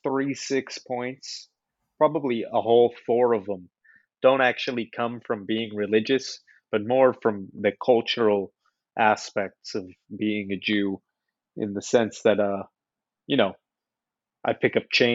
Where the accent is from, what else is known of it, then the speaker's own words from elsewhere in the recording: Los Angeles, California, United States; I'm from Los Angeles, California, the beautiful Golden State, where it's always boo. Sunshine and rainbows.